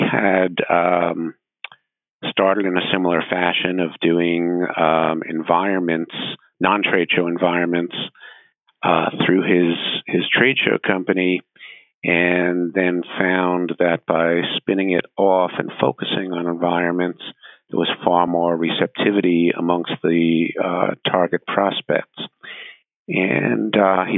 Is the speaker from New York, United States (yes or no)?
yes; New York, United States; moved away; being a New Yorker who was both vulnerable and pissed off